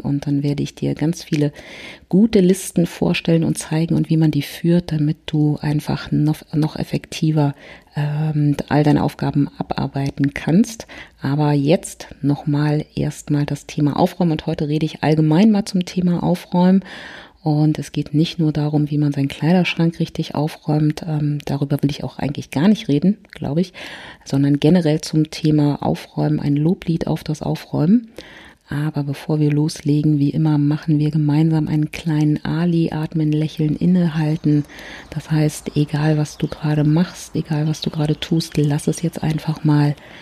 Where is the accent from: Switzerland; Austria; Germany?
Germany; Berlin; ich komme aus Berlin